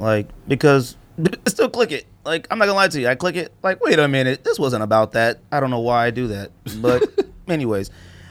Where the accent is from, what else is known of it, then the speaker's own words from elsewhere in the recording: Bay Area, California, United States; I'm from the Bay Area